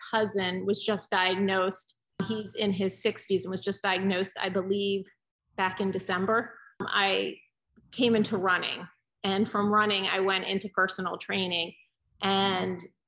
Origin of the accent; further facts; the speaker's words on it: Pennsylvania, United States; also born or lived in Georgia; I was born in Pennsylvania and immediately moved to Georgia, like when I was a few days old, but then we moved back. So I spent most of my life in Pennsylvania